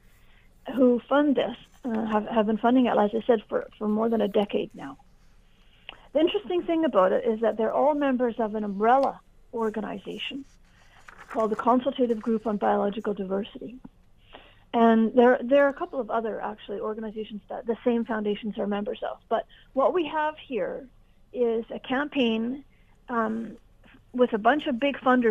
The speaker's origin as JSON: {"language": "English", "country": "Canada", "said": "we're all Canadian."}